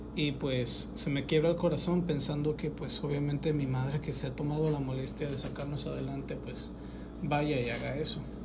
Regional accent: Mexico; now in Oaxaca, Mexico; aquí en, en mi país y decidí mudarme. Mudarme a Oaxaca

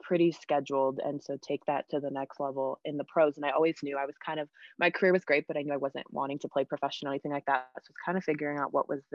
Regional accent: Denver, Colorado, United States; moved away as an adult; also born or lived in West Virginia; I'm from Denver

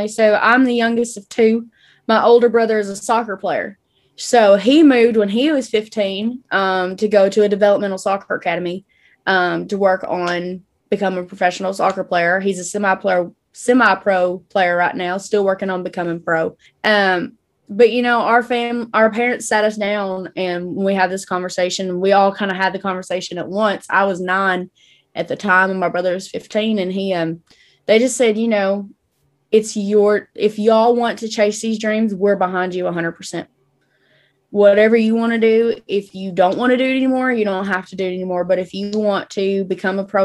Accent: Paducah, Kentucky, United States; now in Nashville, United States; my hometown, which is Paducah, Kentucky

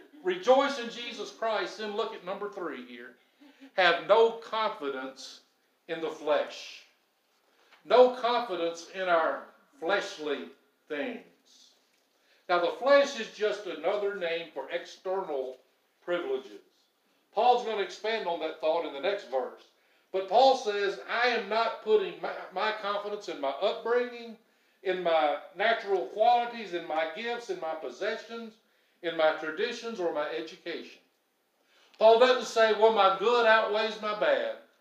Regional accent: United States; I'm an American because that's where I was born here.

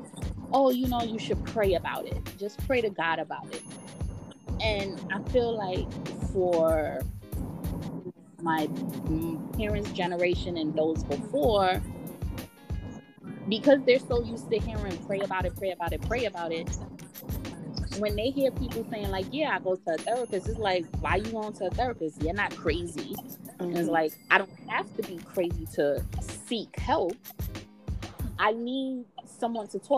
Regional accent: New York City, New York, United States; also born or lived in Antigua; growing up in New York City

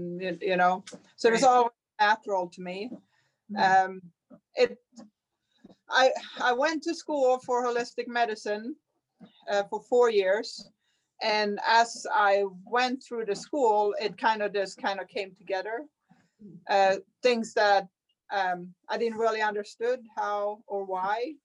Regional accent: Sweden; now in United States; I'm from Sweden

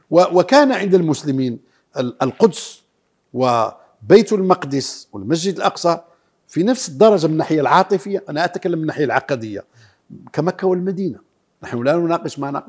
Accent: Morocco; وهذا كان الحج سنة كاملة عندنا في المغرب

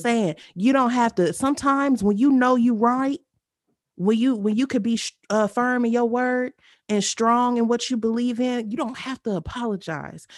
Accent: Clayton County, Georgia, United States; county that we are from

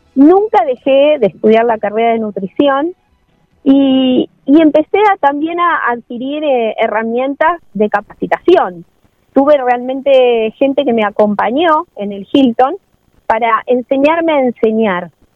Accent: Necochea, Buenos Aires Province, Argentina; now in Quequén, Argentina; yo soy oriunda de Necochea

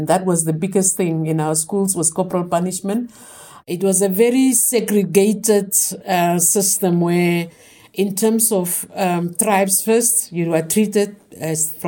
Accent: Windhoek, Khomas, Namibia; I was born in Kadutura, in Windhoek.

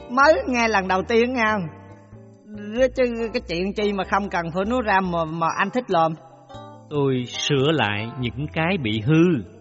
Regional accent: Quang Nam, Vietnam; Dạ em là người sinh ra và lớn lên ở xứ Quảng Ê

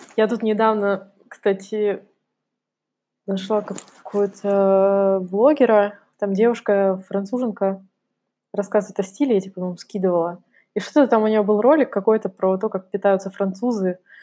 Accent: Kamchatka Krai, Russia; я выросла на Камчатке, да, для меня национальная еда — это красная рыба и икра. Так все прошло мое детство

